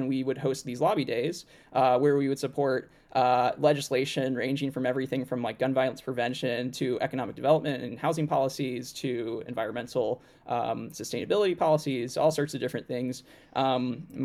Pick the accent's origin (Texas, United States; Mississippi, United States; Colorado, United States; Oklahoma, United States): Oklahoma, United States; Norman; now in Washington, D.C., United States; I grew up in Norman, Oklahoma, had a wonderful childhood